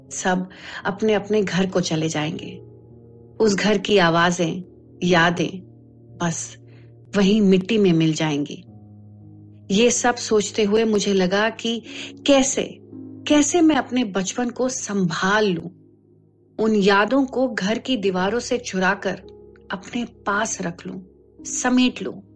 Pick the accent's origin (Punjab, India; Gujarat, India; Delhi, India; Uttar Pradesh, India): Delhi, India; मैं दिल्ली में पली बड़ी